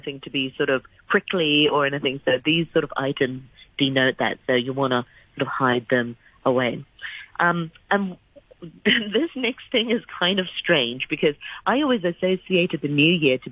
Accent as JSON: {"language": "English", "country": "Hong Kong", "tie": "born or raised there", "said": "growing up in Hong Kong"}